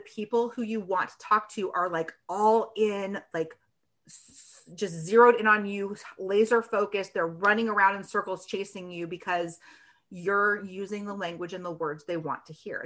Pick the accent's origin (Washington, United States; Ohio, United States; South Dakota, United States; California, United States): Washington, United States; now in Michigan, United States; I am actually in Michigan. I grew up in Washington State.